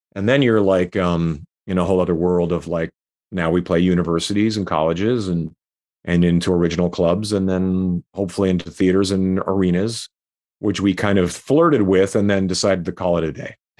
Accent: Saskatchewan, Canada; moved away as an adult; also born or lived in Calgary; I was living in Calgary, um, I was from Saskatchewan

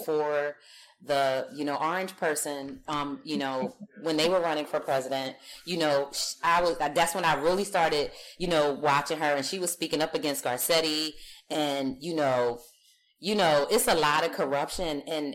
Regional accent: Philadelphia, Pennsylvania, United States; now in Los Angeles, United States; I grew up on the East Coast, so I grew up in Philadelphia

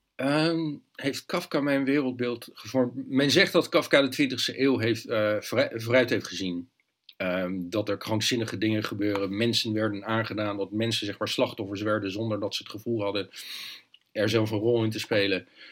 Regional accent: Leiden, South Holland, Netherlands; moved away as an adult; ik ben in Leiden opgegroeid, daar gebeurde nooit iets

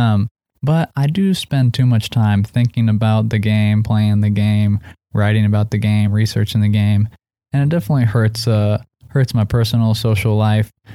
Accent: Seattle, Washington, United States; we're both, uh, raised in Seattle

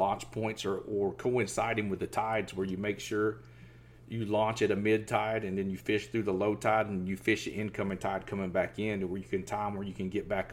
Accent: Southeast Georgia, United States; moved away; I grew up in Southeast Georgia, and I seen those big tide swings over there

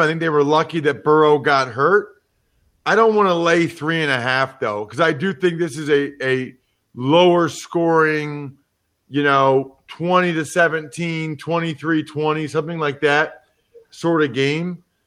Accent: Philadelphia, Pennsylvania, United States; I'm from Philadelphia

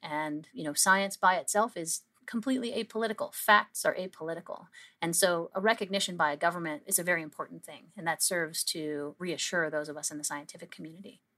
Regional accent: Canada; we as a Canadian scientific community

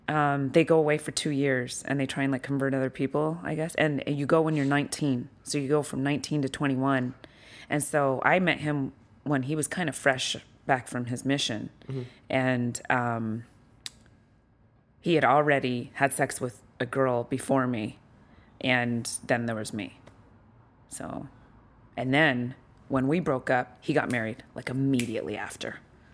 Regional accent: Utah, United States; No, or? I grew up in Utah.

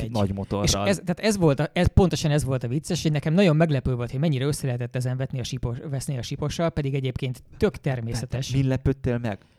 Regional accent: Hungary; now in Budapest, Hungary; én vidéken nőttem föl.

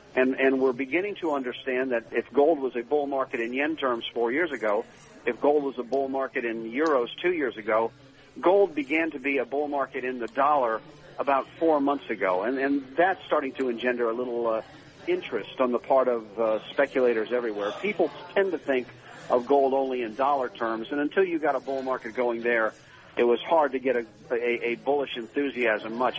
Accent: Akron, Ohio, United States; I grew up in Akron, Ohio

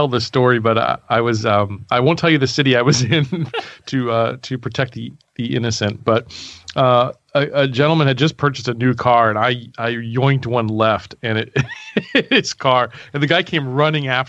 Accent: Baltimore, Maryland, United States; I grew up in Baltimore

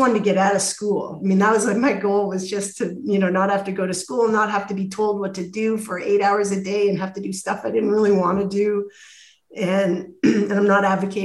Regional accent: Toronto, Ontario, Canada; also born or lived in Ottawa; I'm from Toronto

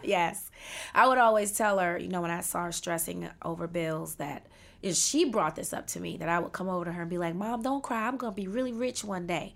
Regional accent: Washington, District of Columbia, United States; I was born and raised in Washington, D C

